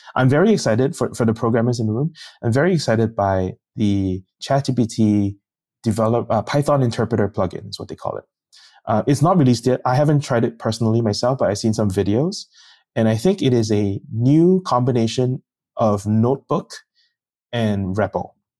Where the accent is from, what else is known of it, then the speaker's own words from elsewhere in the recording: Singapore; moved away; I'm from Singapore, and that means you have to kinda go back and work in a s-, civil service.